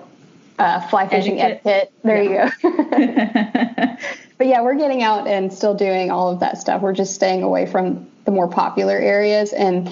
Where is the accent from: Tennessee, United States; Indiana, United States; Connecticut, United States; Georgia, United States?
Georgia, United States; now in Western United States; I'm from Georgia